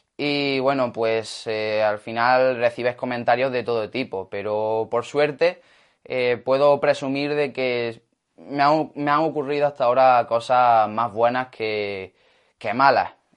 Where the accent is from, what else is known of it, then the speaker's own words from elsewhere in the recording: Granada, Andalusia, Spain; ser de aquí de Granada